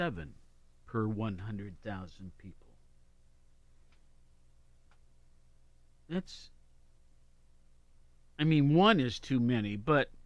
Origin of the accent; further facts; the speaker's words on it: Columbus, Ohio, United States; also born or lived in Worthington, Ohio; It's my hometown